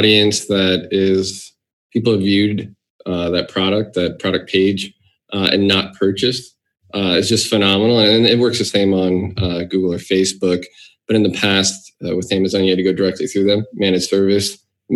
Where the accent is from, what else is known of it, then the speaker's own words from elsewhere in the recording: New Jersey, United States; I come from New Jersey.